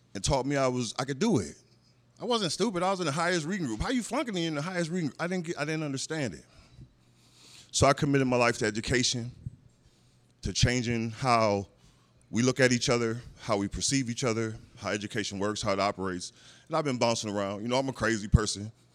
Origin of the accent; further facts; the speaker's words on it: Minneapolis, Minnesota, United States; I grew up in North Minneapolis, uh, Minnesota